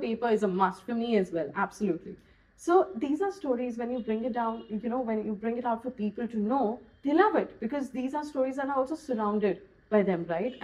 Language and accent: English; Goa, India; I'm from Goa